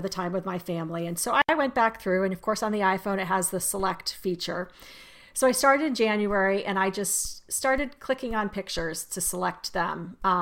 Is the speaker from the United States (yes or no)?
yes; Arizona, United States; now in Maryland, United States; growing up in Arizona